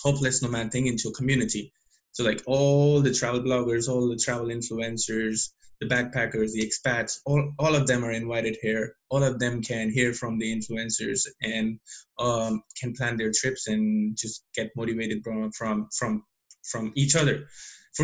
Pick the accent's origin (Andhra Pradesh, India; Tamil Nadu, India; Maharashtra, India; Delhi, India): Delhi, India; now in Montpellier, France; I'm from Delhi